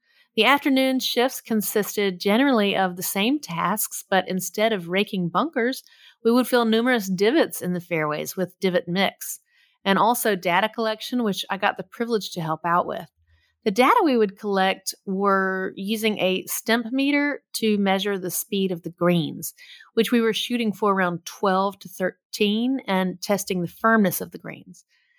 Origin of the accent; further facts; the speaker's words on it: Nashville, Tennessee, United States; I was born and raised in Nashville, Tennessee.